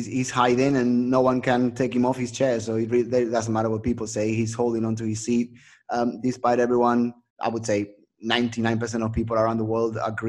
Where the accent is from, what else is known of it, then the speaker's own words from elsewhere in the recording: Mollet del Vallès, Catalonia, Spain; Alexia was actually born in my hometown where I was born, so Alexia Putellas